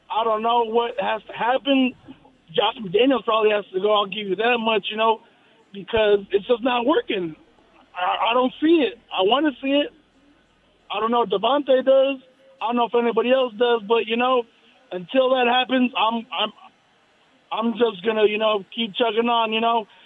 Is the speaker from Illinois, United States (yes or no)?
no; Las Vegas, Nevada, United States; in Vegas in my hometown.